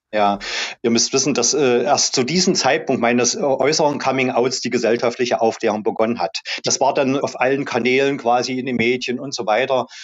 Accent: East Germany, Germany; also born or lived in Halle; bei uns im Osten, in Ostdeutschland, in der DDR

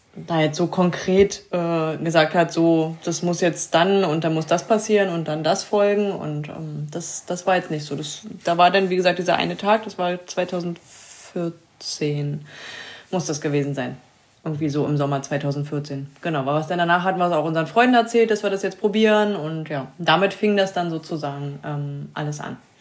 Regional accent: Saxony-Anhalt, Germany; sind jetzt 2015 wieder in unsere alte Heimat gezogen

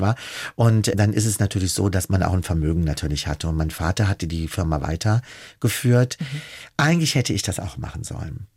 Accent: Germany; also born or lived in Italy; ich als Deutscher da hingekommen

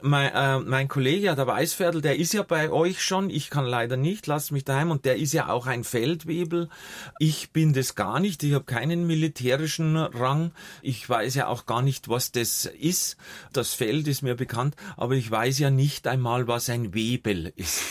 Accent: Munich, Bavaria, Germany; bin ja zum Großteil bei meiner Großtante aufgewachsen in München, Heidhausen

